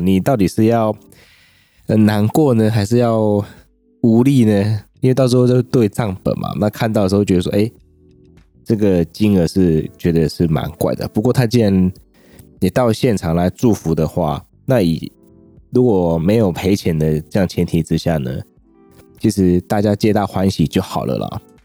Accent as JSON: {"language": "Chinese", "region": "southern Taiwan", "country": "Taiwan", "tie": "born or raised there", "said": "我是身在南部"}